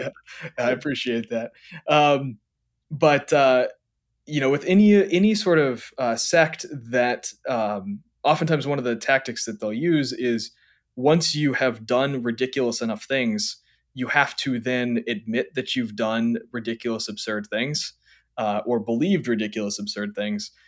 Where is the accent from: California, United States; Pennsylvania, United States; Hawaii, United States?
Hawaii, United States; growing up in Hawaii, like, when I was a teenager